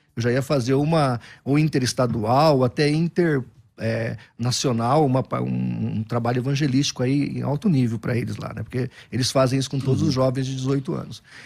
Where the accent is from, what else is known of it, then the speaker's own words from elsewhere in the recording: São José do Rio Preto, São Paulo, Brazil; Nascido e criado em São José do Rio Preto. Sou filho da cidade nasci lá.